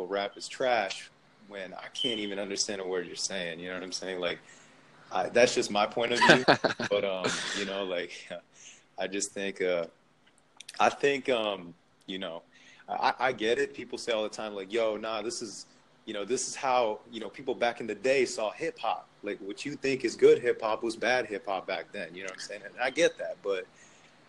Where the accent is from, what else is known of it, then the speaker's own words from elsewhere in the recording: Philadelphia, Pennsylvania, United States; moved away as an adult; I'm originally from Philly, so I moved down here for university.